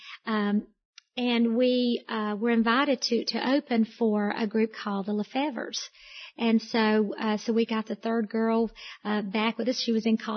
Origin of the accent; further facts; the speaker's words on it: Gainesville, Georgia, United States; Susan and I were born and raised in Gainesville, Georgia